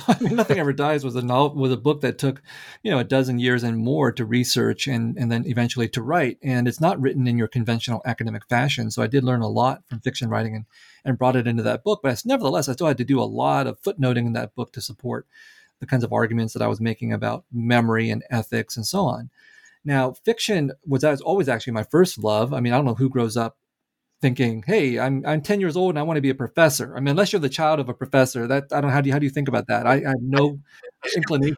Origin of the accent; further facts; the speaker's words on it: San Jose, California, United States; also born or lived in Vietnam; grew up in a Vietnamese refugee community in San Jose, California